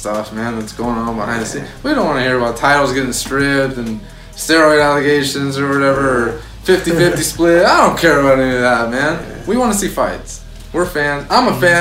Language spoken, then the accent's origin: English; Santa Rosa, California, United States; We're from Santa Rosa.